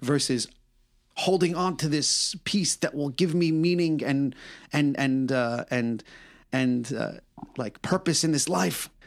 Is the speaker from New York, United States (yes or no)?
yes; New York, United States; I'm a New Yorker